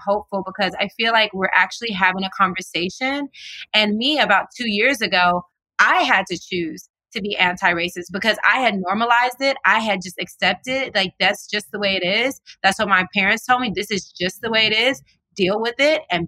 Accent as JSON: {"language": "English", "region": "the South", "country": "United States", "tie": "born or raised there", "moved": "yes", "lives_now": "California, United States", "said": "since I was a little girl growing up in the South."}